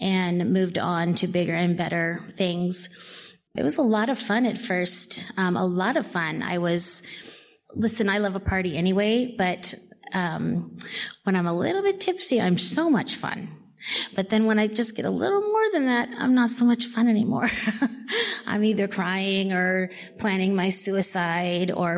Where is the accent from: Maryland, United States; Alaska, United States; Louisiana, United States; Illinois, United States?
Illinois, United States; Belleville; I'm from Belleville, Illinois, in the Midwest